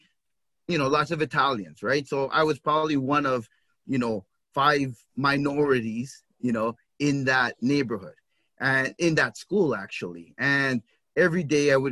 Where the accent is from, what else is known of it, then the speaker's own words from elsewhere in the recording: Toronto, Ontario, Canada; I grew up in the Regent Park neighborhood of Toronto.